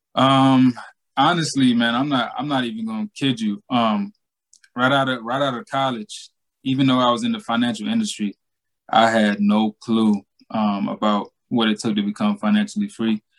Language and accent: English; Georgia, United States; born or raised there